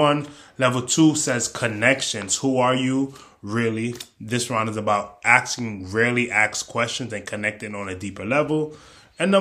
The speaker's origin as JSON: {"language": "English", "region": "New York", "country": "United States", "said": "I'm from New York"}